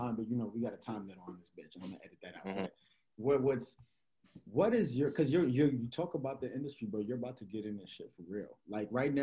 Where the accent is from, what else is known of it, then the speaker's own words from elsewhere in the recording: Gwinnett County, Georgia, United States; we niggas from Gwinnett